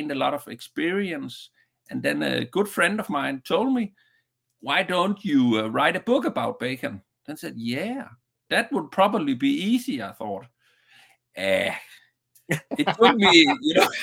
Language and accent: English; Southern Denmark, Denmark; just a small one in a small town in the southern part of Denmark from my hometown